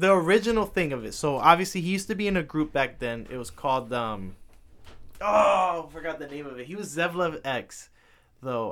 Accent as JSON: {"language": "English", "town": "New York City", "region": "New York", "country": "United States", "tie": "born or raised there", "said": "I was born in Manhattan"}